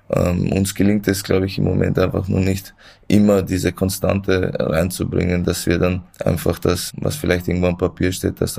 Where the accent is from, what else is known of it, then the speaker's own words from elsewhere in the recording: Vienna, Austria; ich bin in Wien geboren, da aufgewachsen und ähm